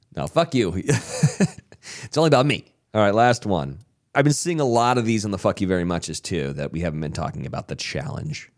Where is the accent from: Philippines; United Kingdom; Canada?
Canada; I'm from Canada